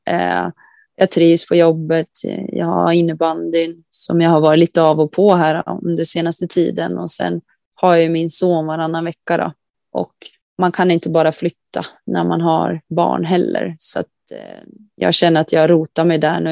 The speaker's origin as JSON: {"language": "Swedish", "town": "Västerhaninge", "region": "Stockholm County", "country": "Sweden", "tie": "born or raised there", "moved": "yes", "lives_now": "Kalix, Sweden", "said": "Jag är uppvuxen i Västerhaninge"}